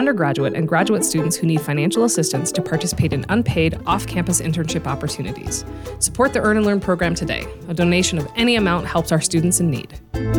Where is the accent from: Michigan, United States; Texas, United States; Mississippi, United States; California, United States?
Texas, United States; We're from Texas.